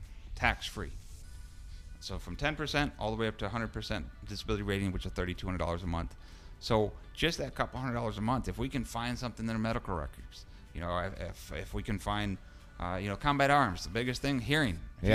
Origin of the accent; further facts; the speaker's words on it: New York, United States; I'm from New York.